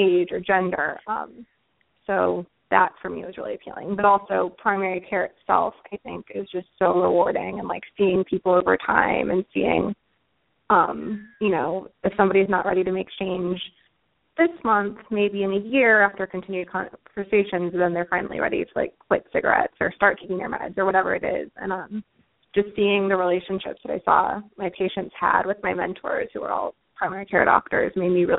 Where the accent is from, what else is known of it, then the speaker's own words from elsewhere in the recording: St. Louis, Missouri, United States; moved away as an adult; now in New York City, United States; I'm from St. Louis originally.